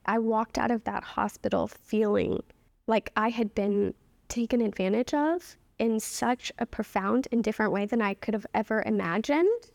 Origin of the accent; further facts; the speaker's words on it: New Orleans, Louisiana, United States; also born or lived in New York; now in Boston, United States; I'm from New Orleans